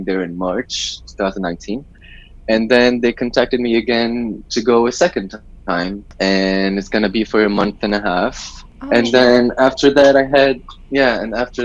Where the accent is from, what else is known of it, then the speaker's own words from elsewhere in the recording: Lebanon; Lebanese, 23 years old